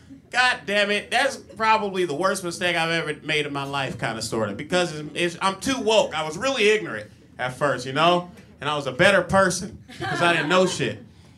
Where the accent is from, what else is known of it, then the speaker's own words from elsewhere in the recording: Compton, California, United States; Yeah, I'm from Compton, man. If you guys don't know what Compton is, the Hunger Games called it District 12.